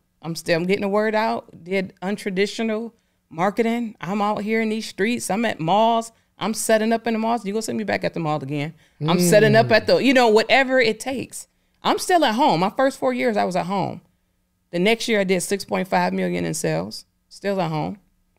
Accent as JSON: {"language": "English", "town": "Detroit", "region": "Michigan", "country": "United States", "said": "I'm a person, I'm from Detroit, I'm down to earth."}